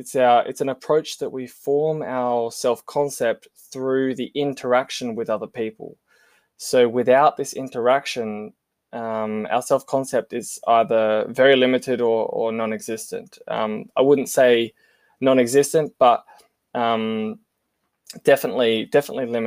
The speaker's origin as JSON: {"language": "English", "region": "South Australia", "country": "Australia", "said": "I'm South Australian"}